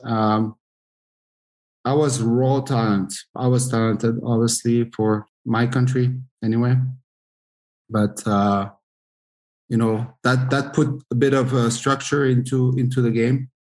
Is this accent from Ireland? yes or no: no; France; moved away as an adult; also born or lived in Switzerland; I grew up in France and playing in, um, in a pretty good, uh, hockey city